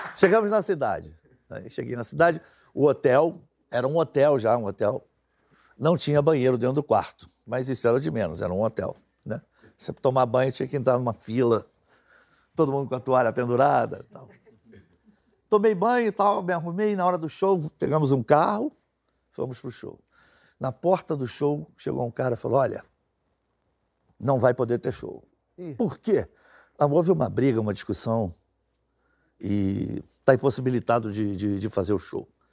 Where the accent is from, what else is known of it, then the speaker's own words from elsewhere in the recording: Rio de Janeiro, Brazil; Eu nasci em Santa Teresa, na Aldeira Feira Orlando